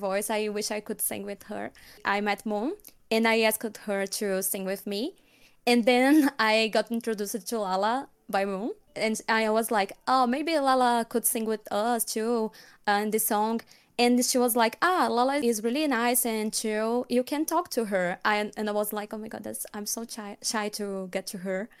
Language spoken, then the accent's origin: English; Alagoas, Brazil; first language Portuguese; English is a second language; I'm from Brazil, born and raised.